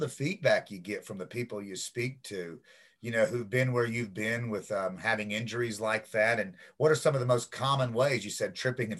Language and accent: English; Seymour, Indiana, United States; I'm originally from Seymour, Indiana, which is about 90 miles west of Cincy.